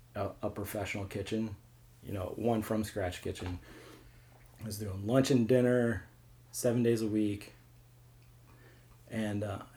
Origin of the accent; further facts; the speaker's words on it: St. Louis, Missouri, United States; also born or lived in Kirksville, Missouri / New York; I grew up in St. Louis. Grew up in Baldwin, moved to Fenton, then went to Truman State in Kirksville, then moved back here for a while.